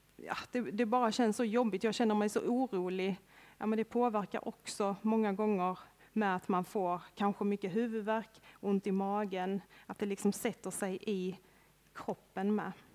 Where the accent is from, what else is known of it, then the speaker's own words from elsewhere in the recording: Örkelljunga, Skåne, Sweden; Jag är uppväxt här i Örkelljunga, strax utanför Örkelljunga med till och med. Det är en liten by som heter Långalt, ute på landet